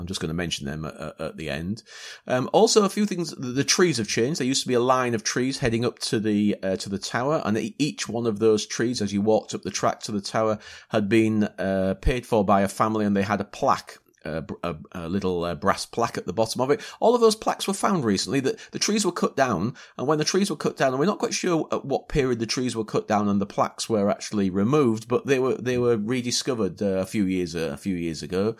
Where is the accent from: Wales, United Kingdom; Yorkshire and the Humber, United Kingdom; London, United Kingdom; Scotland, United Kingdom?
Yorkshire and the Humber, United Kingdom; accent: Yorkshire; I blame my Yorkshire.